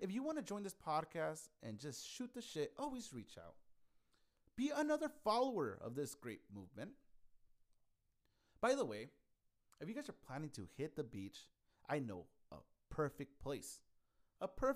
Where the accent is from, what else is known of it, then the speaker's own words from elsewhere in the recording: Yuma, Arizona, United States; moved away as an adult; now in Phoenix, United States; Yuma, which is my hometown